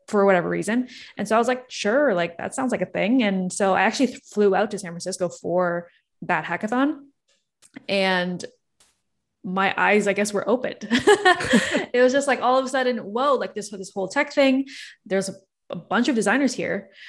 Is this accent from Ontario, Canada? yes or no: yes; Toronto, Ontario, Canada; I'm born and raised in Toronto, Canada